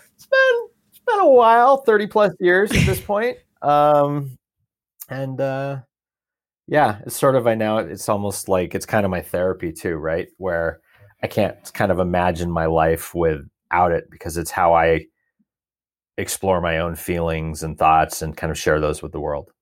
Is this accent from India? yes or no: no; Portland, Oregon, United States; I grew up outside of Portland, Oregon, two acres across the street from a farm.